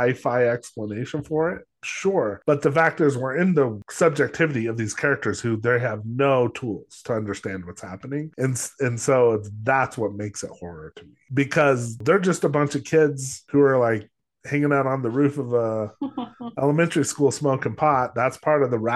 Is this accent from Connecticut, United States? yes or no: no; Los Alamos, New Mexico, United States; I grew up in Los Alamos